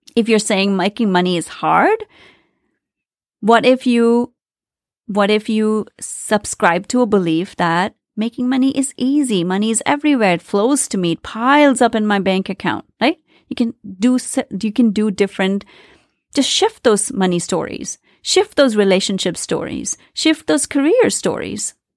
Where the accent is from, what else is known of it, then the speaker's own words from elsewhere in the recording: India; I grew up in India, very traditional family